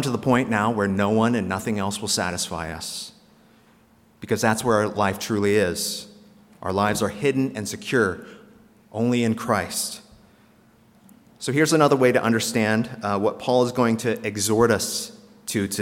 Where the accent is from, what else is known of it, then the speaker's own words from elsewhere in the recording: South Korea; moved away; if I was born in North Korea instead of South Korea